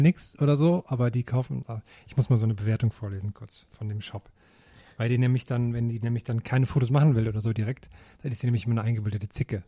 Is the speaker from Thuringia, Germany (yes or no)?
yes; Thuringia, Germany; moved away; bei mir in meinem Heimatdorf in Thüringen